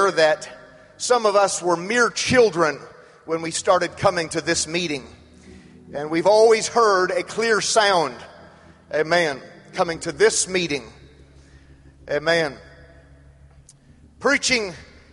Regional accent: Madera, California, United States; I was born in Madera, California

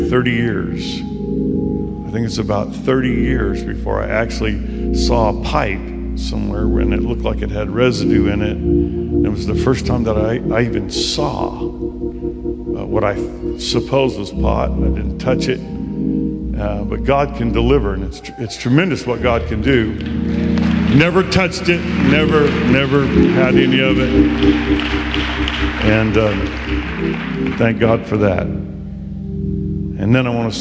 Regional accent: Bakersfield, California, United States; now in La Grande, United States; I'm born and raised in Bakersfield, California

